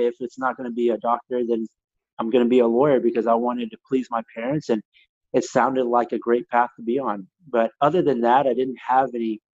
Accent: Katy, Texas, United States; also born or lived in Chicago; I was raised in a wonderful suburb of Katy

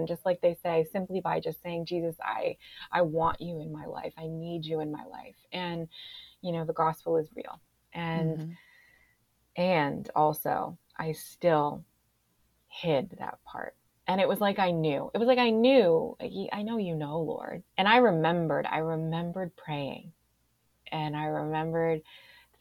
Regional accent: Springfield, United States; moved away as an adult; I moved back to my hometown of Springfield

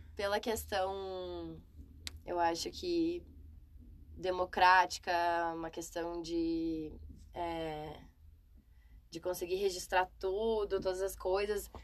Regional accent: Rio Grande do Sul, Brazil; moved away as an adult; now in São Paulo, Brazil; sou gaúcha morando em São Paulo

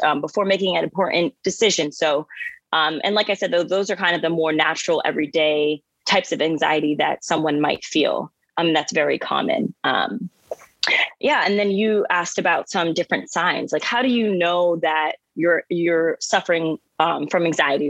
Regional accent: New Jersey, United States; now in New York City, United States; I'm from New Jersey. I am currently located in New York City

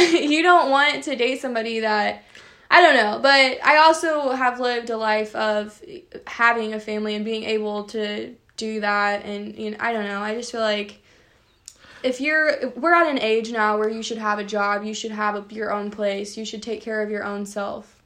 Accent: Champaign County, Illinois, United States; I'm from Champaign County

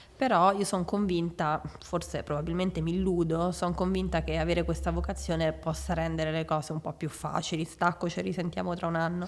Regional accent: Rome, Lazio, Italy; now in Milan, Italy; nata a Roma il ventuno febbraio millenovecentottantasette

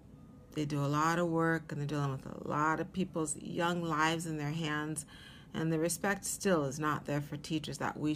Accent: Seattle, Washington, United States; moved away as an adult; also born or lived in Atlanta, Georgia; now in New York, United States; I was born in Atlanta, Georgia, but my dad was from Seattle, and they moved back to Seattle when I was a little under a year old, around 9 or 10 months old. So I grew up in Seattle

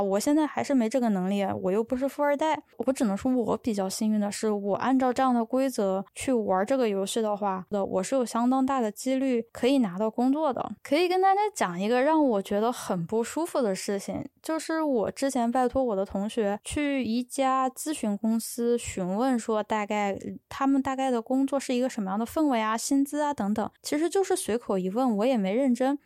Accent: Chongqing, China; 我是重庆的

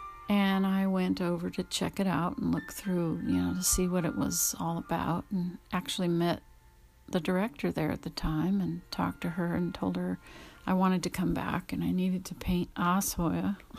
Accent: Louisiana, United States; born there; My parents were born here in California, and I was born in Louisiana on an Air Force base.

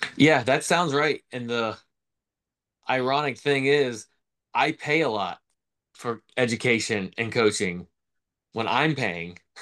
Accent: Florida, United States; I grew up in Florida.

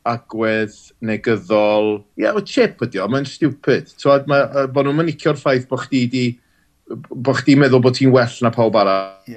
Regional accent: Wales, United Kingdom; dwi'n neud fy ngora fel Cymro Cymraeg, dwi'n byw yn angeredig, lle rili Cymraeg. Ie, yeah, dwi'n gweithio tu allan i Gymru, wrth gwrs, ond dwi wedi magu fy nheulu yng Nghymru drwy'r iaith Gymraeg

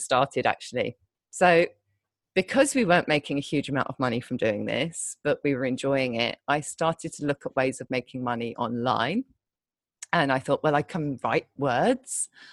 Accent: United Kingdom; moved away as an adult; also born or lived in London; now in Thailand; I'm British

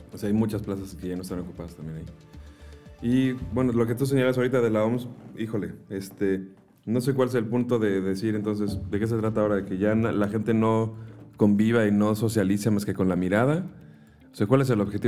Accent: Mexico; nosotros como mexicanos que estamos acostumbrados a una cultura

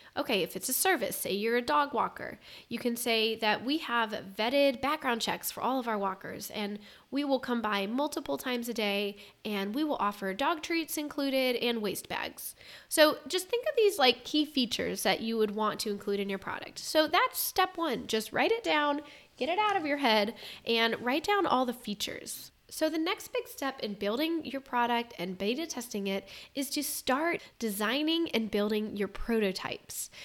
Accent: Ohio, United States; I'm from Ohio

